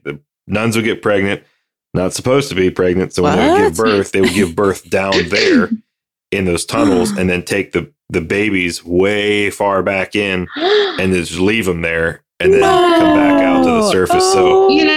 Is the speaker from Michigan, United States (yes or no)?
no; Ohio, United States; moved away; I'm from back east in Ohio.